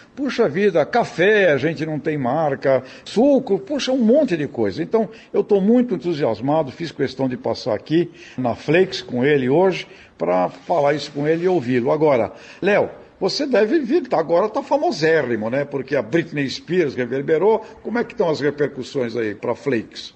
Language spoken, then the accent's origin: Portuguese; Brazil; como brasileiro